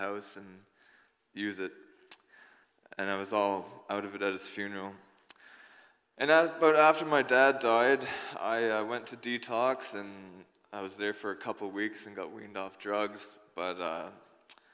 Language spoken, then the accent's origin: English; New Brunswick, Canada; I grew up in New Brunswick in a family of four.